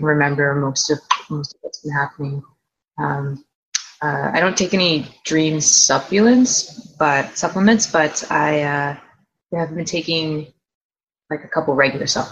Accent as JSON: {"language": "English", "town": "Toronto", "region": "Ontario", "country": "Canada", "moved": "yes", "lives_now": "Vancouver, Canada", "said": "I am from Toronto, Ontario, Canada, currently in Vancouver right now."}